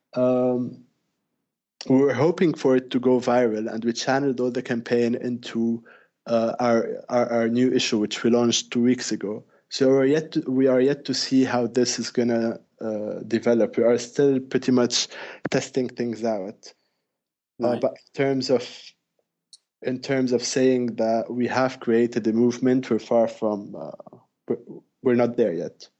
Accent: Lebanon; Indeed, I am from Lebanon.

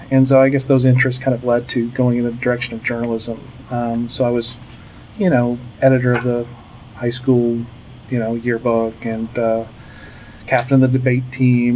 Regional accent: Virginia Beach, Virginia, United States; moved away as an adult; also born or lived in Pensacola, Florida; now in Dallas, United States; I was born in Pensacola, Florida, but moved uh, as a small child to uh, Virginia Beach, Virginia.

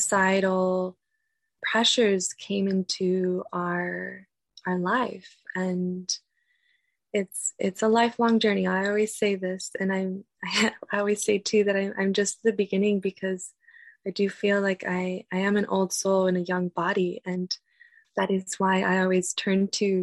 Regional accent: United States; growing up in the United States, after being raised with my culture, with my traditions, with my family, and being removed from that at a young age

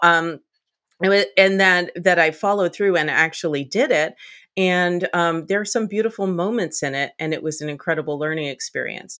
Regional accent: Boston, Massachusetts, United States; born or raised there; moved away

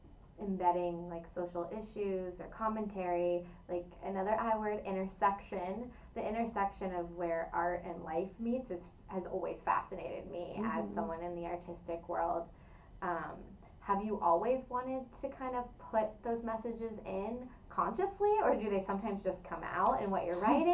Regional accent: California, United States; I'm from Northern California, yeah. Very familiar.

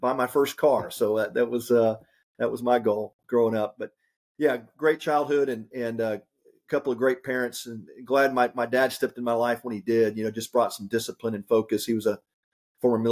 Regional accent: Houston, Texas, United States; I grew up in the Houston area and suburbs of Houston

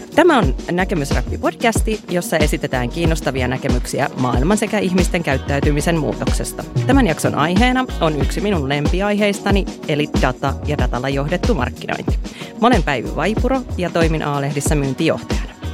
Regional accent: Iisalmi, North Savo, Finland; mä oon Iisalmasta kotoisin

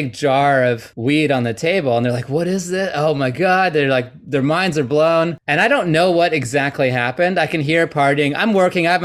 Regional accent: Vancouver, British Columbia, Canada; I'm from Vancouver, Canada.

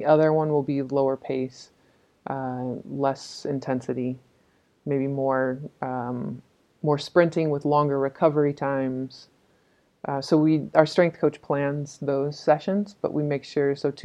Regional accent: California, United States; an American and growing up in the California beach culture

